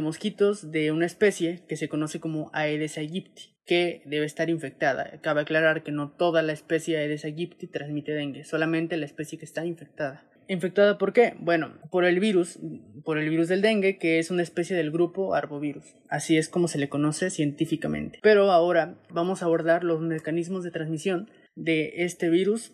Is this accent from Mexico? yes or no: yes; Mexico; siendo mexicanos, siendo que vivimos en una zona